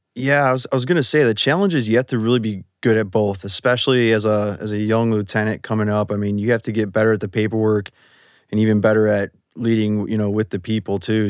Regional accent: Detroit, Michigan, United States; moved away as an adult; also born or lived in Hawaii / Washington; I'm from Detroit, Michigan.

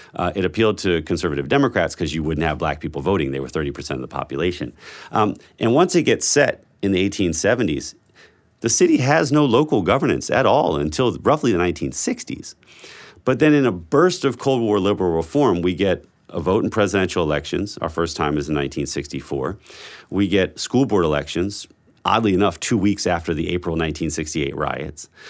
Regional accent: Baltimore, Maryland, United States; I grew up in Baltimore.

